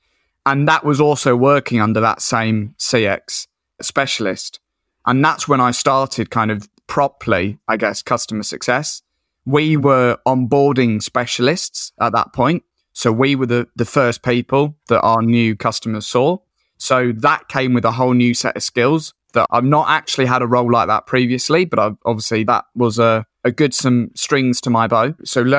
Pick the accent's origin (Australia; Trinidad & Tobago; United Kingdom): United Kingdom; Colchester, East of England; now in Whitby, United Kingdom; So I'm from Colchester in Essex originally, but I moved up to Whitby in North Yorkshire, which is a little seaside fishing town.